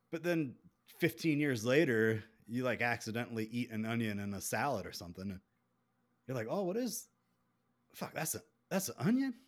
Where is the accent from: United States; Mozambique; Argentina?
United States; South Carolina; accent: southern; also born or lived in Columbia, South Carolina; I'm from South Carolina